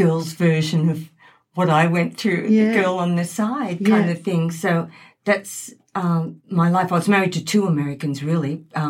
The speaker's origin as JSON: {"language": "English", "town": "Sydney", "region": "New South Wales", "country": "Australia", "tie": "born or raised there", "also_born_or_lived": "United States", "moved": "as an adult", "lives_now": "Gold Coast, Australia", "said": "Well, yeah, I grew up in Sydney"}